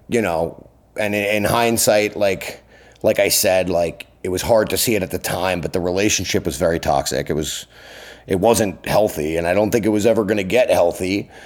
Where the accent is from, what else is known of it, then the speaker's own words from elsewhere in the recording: Long Island, New York, United States; also born or lived in Brooklyn; now in New York City, United States; I grew up on Long Island